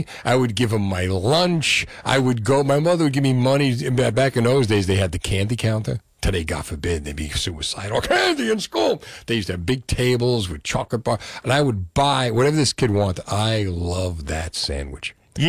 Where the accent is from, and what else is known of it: Union City, New Jersey, United States